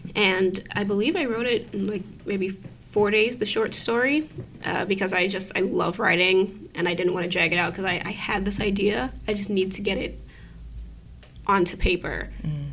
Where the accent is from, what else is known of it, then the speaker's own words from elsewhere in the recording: New York City, New York, United States; I was born and raised in Brooklyn.